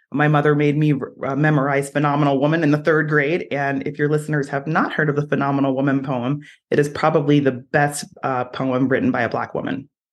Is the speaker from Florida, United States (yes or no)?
no; New Jersey, United States; now in Utah, United States; I'm from New Jersey.